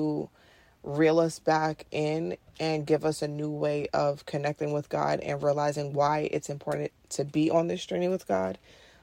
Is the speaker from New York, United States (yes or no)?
yes; New York City, New York, United States; I'm from Queens, New York City. I'm born and raised here.